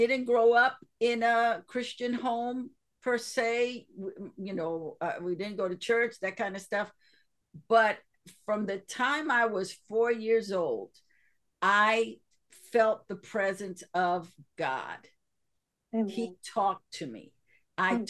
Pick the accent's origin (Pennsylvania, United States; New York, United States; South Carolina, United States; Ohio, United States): New York, United States; New York City; my childhood growing up in Spanish Harlem